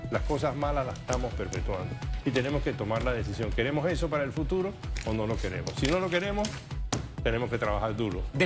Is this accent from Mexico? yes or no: no; Panama